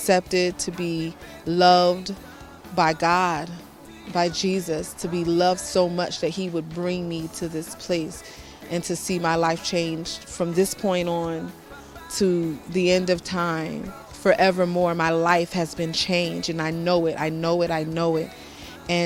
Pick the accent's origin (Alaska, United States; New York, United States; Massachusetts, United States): New York, United States; New York City; I'm from New York City, USA